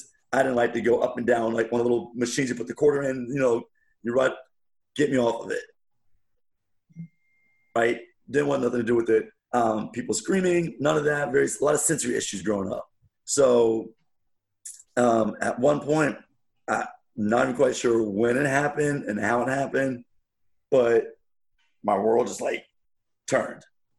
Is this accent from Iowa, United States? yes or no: no; Wichita, Kansas, United States; So I was born in Wichita, Kansas, and here's a funny story.